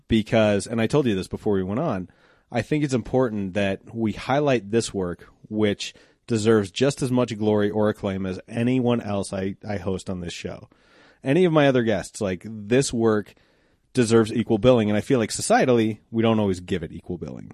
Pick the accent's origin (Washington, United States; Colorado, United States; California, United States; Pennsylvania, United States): Colorado, United States; Applewood; when I grew up in Applewood, I used to ride my bike to school